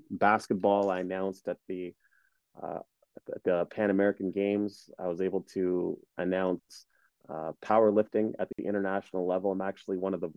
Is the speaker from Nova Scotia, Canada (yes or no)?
no; Ottawa, Ontario, Canada; also born or lived in Kenya / Uganda; We moved here to Canada in 1990 when I was five. And we've been here ever since. And, you know, outside of that, I was able to grow up here